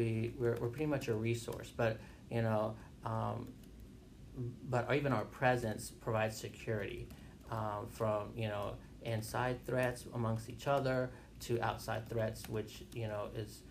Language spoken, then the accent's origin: English; Wauchula, Florida, United States; now in Greensboro, United States; So it's a little city, right, probably an hour away from like Orlando. It's called Wachula. Oh, okay. Cool. Yeah. So that's where I was born.